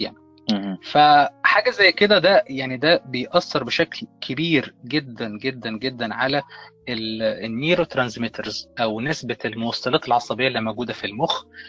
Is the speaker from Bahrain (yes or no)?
no; Egypt; انا كمصري